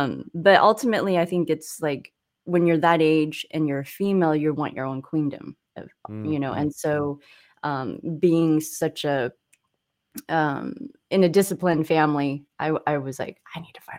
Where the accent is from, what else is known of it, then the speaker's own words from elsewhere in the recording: San Clemente, California, United States; So growing up in California was odd during that time. I think I was like the only Asian, one of few in San Clemente.